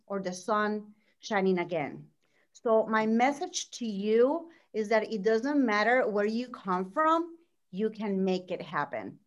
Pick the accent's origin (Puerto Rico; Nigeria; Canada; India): Puerto Rico; moved away as an adult; now in Orlando, United States; I'm from Puerto Rico. I was born and raised there.